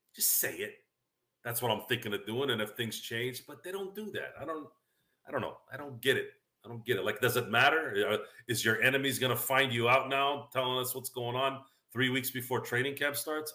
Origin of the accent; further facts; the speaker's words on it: Central Valley, California, United States; we grew up around the Central Valley